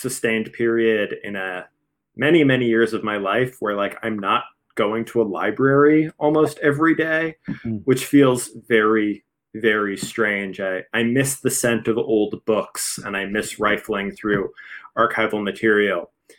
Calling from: Philadelphia, Pennsylvania, United States; I'm calling from Philadelphia, Pennsylvania.

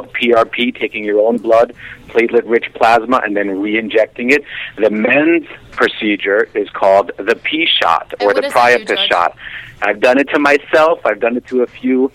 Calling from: New York City, New York, United States; I'm calling from New York City.

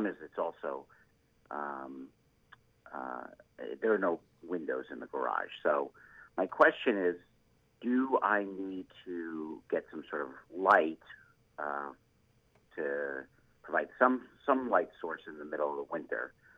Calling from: Deerfield, Illinois, United States; I'm calling from Deerfield, Illinois, just down the road from the Chicago Botanic Garden.

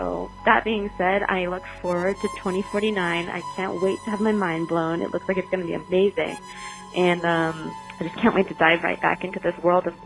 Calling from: Lincoln, Massachusetts, United States; I'm from Lincoln, Mass.

